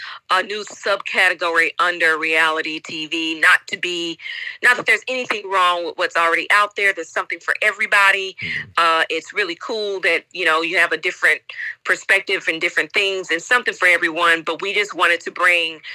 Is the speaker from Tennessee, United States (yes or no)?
yes; Chattanooga, Tennessee, United States; moved away as an adult; also born or lived in Nashville, Tennessee / Memphis, Tennessee / Indianapolis, Indiana / London, United Kingdom; now in Taiwan; I'm from Chattanooga, Tennessee. Originally born and raised